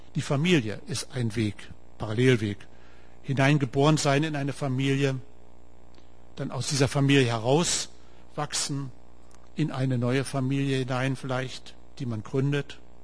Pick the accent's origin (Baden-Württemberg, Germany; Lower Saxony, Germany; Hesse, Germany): Lower Saxony, Germany; Wolfsburg; accent: Hochdeutsch; moved away as an adult; now in Heidenheim, Germany; Ihr merkt es an meinem Dialekt, ich spreche Hochdeutsch. Ich komme aus Norden, aus Wolfsburg.